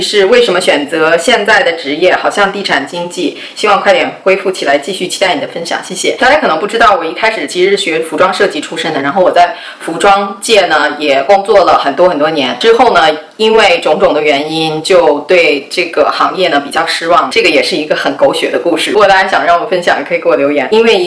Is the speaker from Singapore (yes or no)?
no; Taiyuan, Shanxi, China; moved away as an adult; also born or lived in Datong, Shanxi; now in United States; 我祖籍是河北的， 跟着我爷爷那边， 但是我不是在那边出生长大的，我是在山西太原出生长大的， 所以我一般会跟人说我是山西太原人。半个太原人， 半个大同人吧， 因为我奶奶家在大同， 所以我在大同呢也生活了很长时间， 所以基本上我就会跟人家说我是山西人